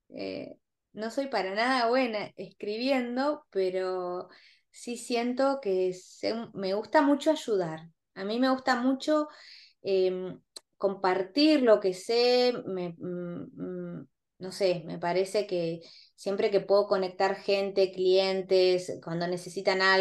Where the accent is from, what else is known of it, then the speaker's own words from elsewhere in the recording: Argentina; mis clientes casi todos son argentinos e y mm, inversionistas y como buenos argentinos que todos sabemos todo